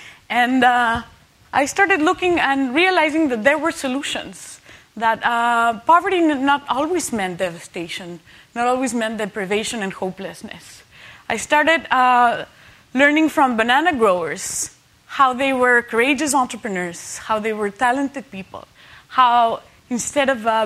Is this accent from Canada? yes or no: no; Mexico; growing up in Mexico in a Catholic country